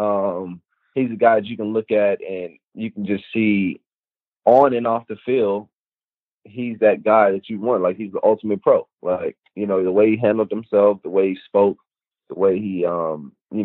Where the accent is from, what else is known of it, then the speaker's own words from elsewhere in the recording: Tyrone, Georgia, United States; from where I'm from Tyrone, Georgia